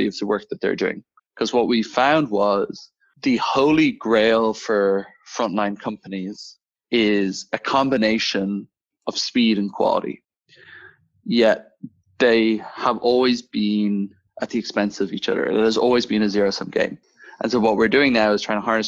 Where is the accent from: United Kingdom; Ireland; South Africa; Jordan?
Ireland; Dublin, Leinster; moved away as an adult; now in Copenhagen, Denmark; I am Irish originally, born and bred in Dublin, now running a software company based out of Copenhagen